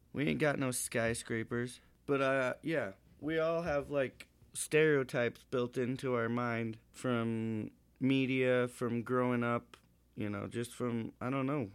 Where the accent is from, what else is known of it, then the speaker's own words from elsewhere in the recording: Montana, United States; I'm from Montana.